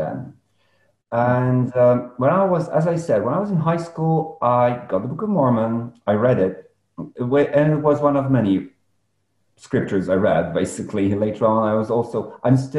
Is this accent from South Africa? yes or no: no; Poland; I was born in Poland